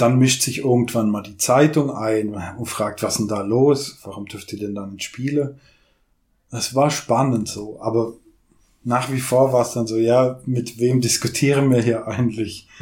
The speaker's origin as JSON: {"language": "German", "town": "St. Georgen", "country": "Germany", "tie": "born or raised there", "said": "Also ich war in St. George selbst, in der Stadt, neun Jahre auf der Schule"}